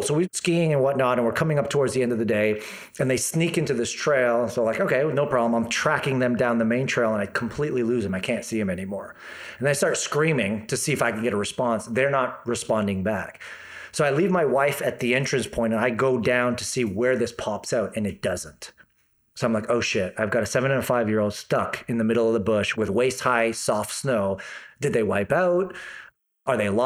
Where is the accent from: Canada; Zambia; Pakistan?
Canada; Toronto, Ontario; moved away as an adult; now in Kelowna, Canada; I come from Toronto.